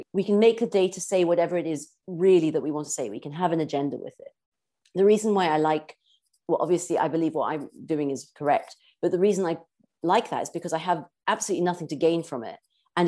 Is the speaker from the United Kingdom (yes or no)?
no; South Africa; I grew up in South Africa and in a beautiful environment